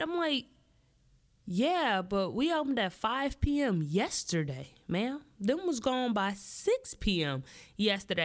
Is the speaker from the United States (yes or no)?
yes; Midwest, United States; I'm born and raised in the Midwest